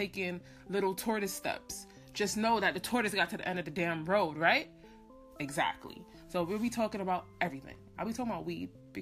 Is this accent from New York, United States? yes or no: yes; New York City, New York, United States; I'm from Brooklyn